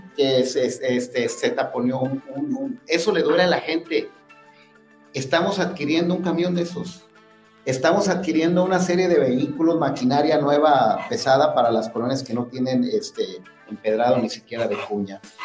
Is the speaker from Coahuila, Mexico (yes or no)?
no; Tonalá, Jalisco, Mexico; los que somos de Tonalá, los que estamos aquí sentados, somos tonaltecas, tonaltecas, aquí nacimos, aquí están los abuelos este, sepultados